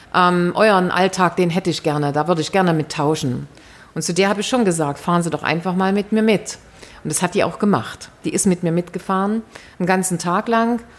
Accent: East Germany, Germany; die wir als Ostdeutsche

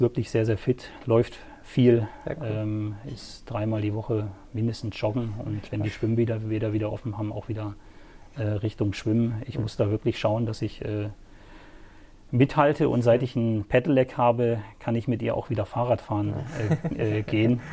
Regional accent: Sittensen, Lower Saxony, Germany; also born or lived in Swabia; now in Herrenberg, Germany; ich bin aufgewachsen in einem kleinen Örtchen äh, im ländlichen Bereich zwischen Hamburg und Bremen. Ja, ah, okay. Sittensen

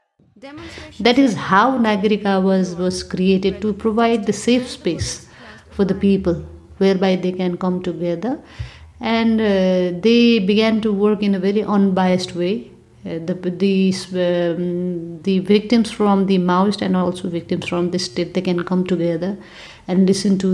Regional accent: Nepal; I'm from Nepal

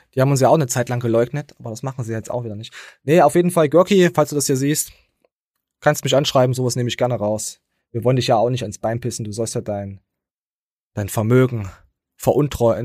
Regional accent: Germany; als De Deutscher bist du halt meistens immer der Dumme

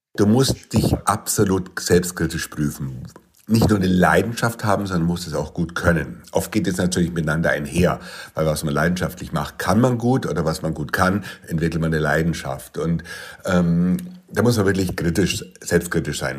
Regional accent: Munich, Bavaria, Germany; ich bin 1963 in München geboren

